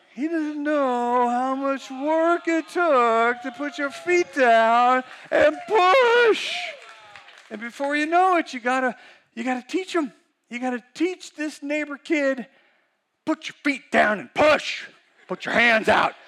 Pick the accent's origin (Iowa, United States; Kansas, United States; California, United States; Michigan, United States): California, United States; Weaverville; I'm from Weaverville